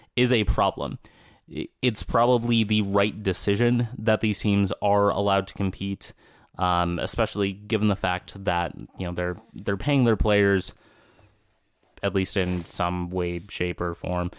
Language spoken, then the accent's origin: English; Minnesota, United States; as a Minnesotan.